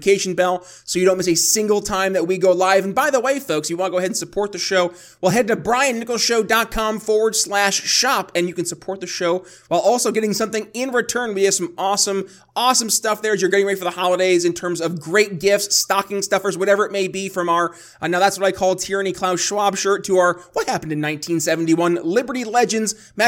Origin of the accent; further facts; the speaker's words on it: New York, United States; moved away as an adult; people still in my home state like you, Ben, because I left New York